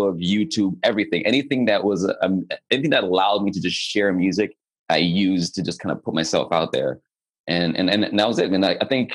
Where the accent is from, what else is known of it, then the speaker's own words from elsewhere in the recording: Nigeria; also born or lived in Germany; now in Canada; I'm a Nigerian-born, Canadian-living, dual citizenship, German-rooted singer, songwriter, producer